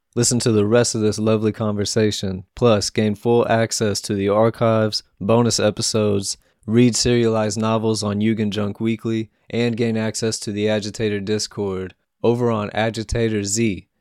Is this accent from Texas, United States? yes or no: yes; Houston, Texas, United States; I come from Houston